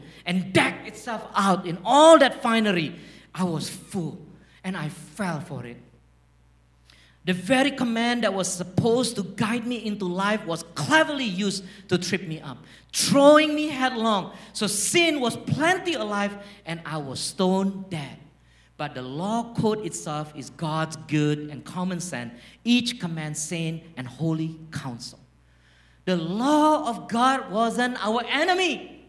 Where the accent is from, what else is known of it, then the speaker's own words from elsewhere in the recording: Singapore; accent: Singlish; As you can tell, my Singlish is very strong. Okay. I grew up in Singapore.